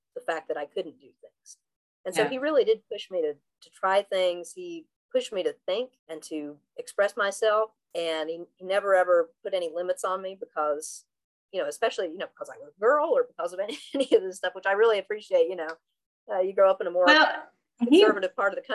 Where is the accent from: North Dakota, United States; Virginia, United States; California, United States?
Virginia, United States; Southwest